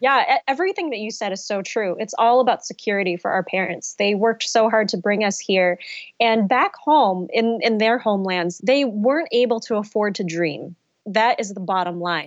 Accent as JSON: {"language": "English", "country": "United States", "said": "I am Vietnamese American, I grew up in an immigrant family"}